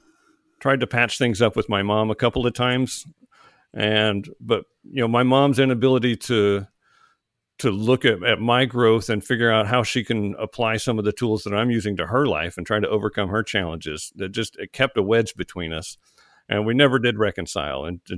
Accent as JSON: {"language": "English", "region": "Oklahoma", "country": "United States", "tie": "born or raised there", "moved": "as an adult", "lives_now": "Georgia, United States", "said": "when I left home, I joined the Army. I moved from Oklahoma to Georgia, and I never went back."}